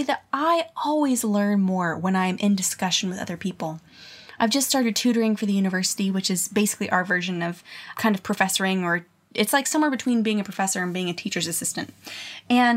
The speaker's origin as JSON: {"language": "English", "town": "Colorado Springs", "region": "Colorado", "country": "United States", "tie": "born or raised there", "said": "my hometown in Colorado Springs"}